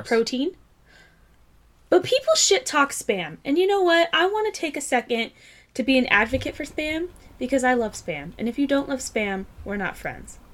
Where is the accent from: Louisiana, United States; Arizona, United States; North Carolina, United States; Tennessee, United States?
Tennessee, United States; I'm actually from Tennessee